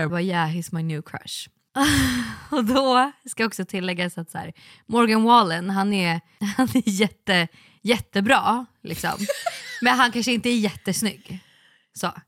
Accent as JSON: {"language": "Swedish", "country": "Sweden", "said": "vi är svenskar"}